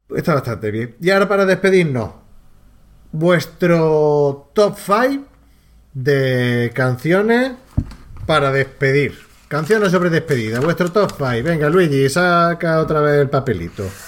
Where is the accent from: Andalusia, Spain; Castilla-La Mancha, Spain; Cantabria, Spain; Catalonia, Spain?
Andalusia, Spain; tres paletos andaluces